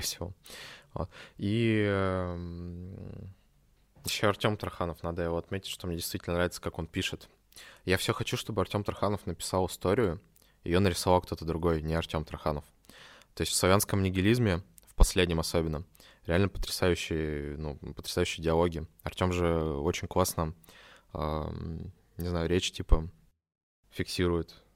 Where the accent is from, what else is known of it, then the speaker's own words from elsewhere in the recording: Omsk, Omsk Oblast, Russia; now in Saint Petersburg, Russia; я сам из Омска